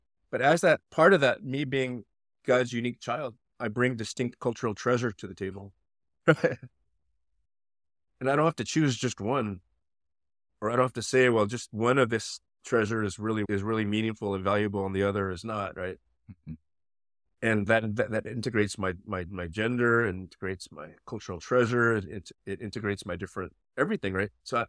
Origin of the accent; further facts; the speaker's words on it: Los Angeles, California, United States; I was born in East Los Angeles, but I was raised in the suburbs of Los Angeles in the 70s and 80s